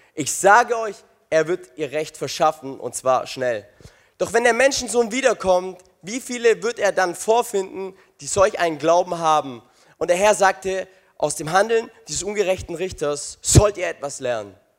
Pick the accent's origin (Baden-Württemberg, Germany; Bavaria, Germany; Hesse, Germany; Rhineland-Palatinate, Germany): Baden-Württemberg, Germany; Crailsheim; Ich komme aus Kreilsheim.